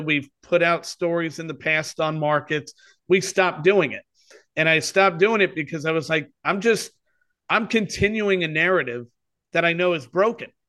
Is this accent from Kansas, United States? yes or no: no; New York City, New York, United States; moved away as an adult; also born or lived in Bristol, Connecticut / Philadelphia / St. Louis / San Francisco; I grew up in New York